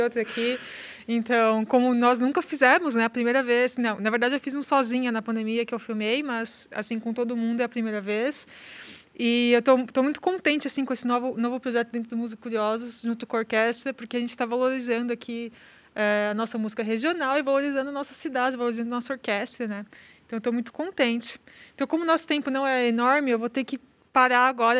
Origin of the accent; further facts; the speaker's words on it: São Paulo, Brazil; moved away as an adult; now in Santa Maria, Brazil; eu sou de São Paulo, estudei em São Paulo